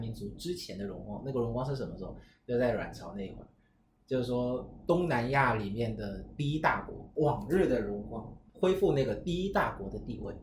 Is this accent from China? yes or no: no; Vietnam; 我们越南人